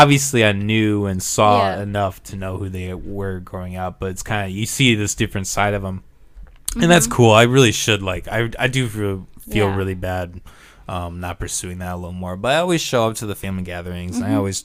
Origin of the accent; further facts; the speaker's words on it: Orange City, United States; growing up in Orange City